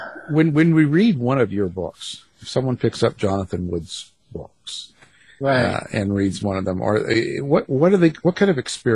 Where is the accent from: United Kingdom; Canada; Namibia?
Canada; See, I'm just not Southern. I don't know. I'm Canadian.